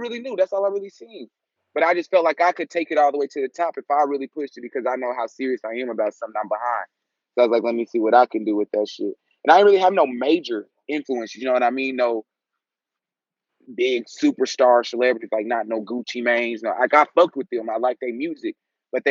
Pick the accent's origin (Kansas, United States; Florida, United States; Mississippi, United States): Kansas, United States; Wichita; moved away as an adult; also born or lived in Oklahoma City; now in Dallas, United States; I'm from Wichita, Kansas. Okay. I live in Texas now. I live out in Dallas, but I'm from Wichita, Kansas. I'm lived in Wichita until I was 18